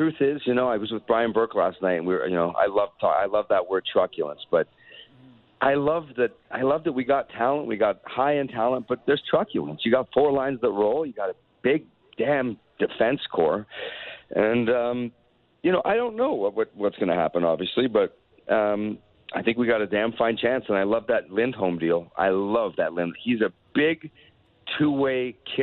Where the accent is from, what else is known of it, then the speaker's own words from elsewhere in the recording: Canada; As a Canadian